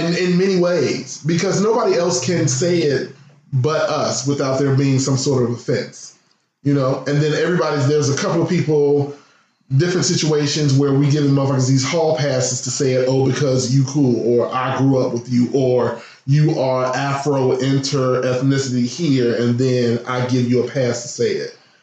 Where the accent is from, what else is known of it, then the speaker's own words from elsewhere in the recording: Midwest, United States; I come from the Midwest